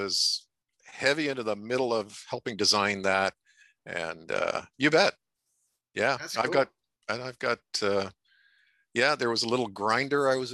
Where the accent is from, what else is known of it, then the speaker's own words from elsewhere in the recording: Athens, Ontario, Canada; also born or lived in Brockville; I was born in Brockville. Most of my growing up was around or in Athens.